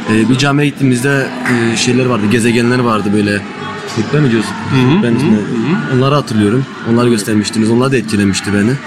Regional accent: Seraing, Wallonia, Belgium; Belçika doğumluyum. Sereng doğumluyum

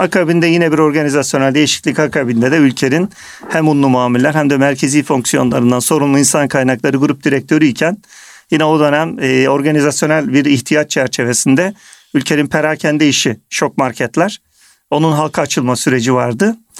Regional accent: Kırşehir Province, Turkey; moved away as an adult; also born or lived in Istanbul; Ben 1975 yılında Kırşehir'de doğdum. Orta Anadolu'da.

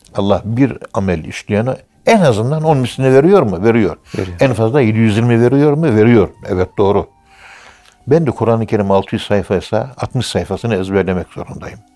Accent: Turkey

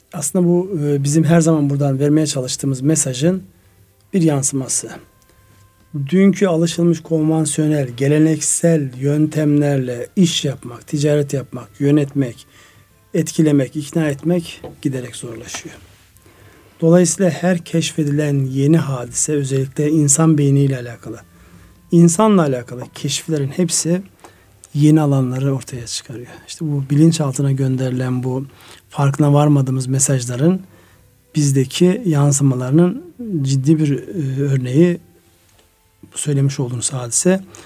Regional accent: Turkey; moved away; benim memleketim olan Kars Ardahan'ın

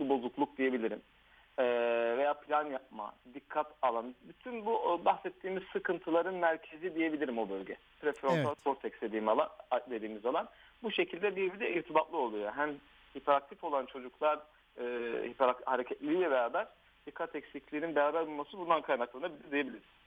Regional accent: Diyarbakır, Diyarbakır Province, Turkey; moved away as an adult; also born or lived in Ankara / Şırnak; now in Istanbul, Turkey; ben 1983 Diyarbakır doğumluyum. Evet ee, eğitimimi liseye kadar Diyarbakır'da

